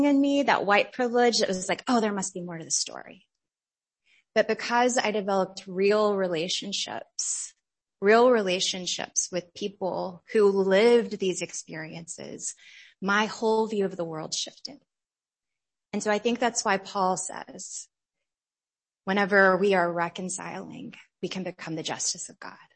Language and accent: English; United States; growing up in America